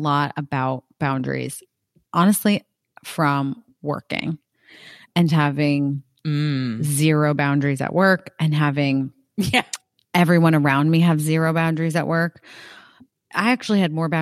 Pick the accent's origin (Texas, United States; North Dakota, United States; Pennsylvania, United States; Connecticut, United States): Connecticut, United States; I am from Connecticut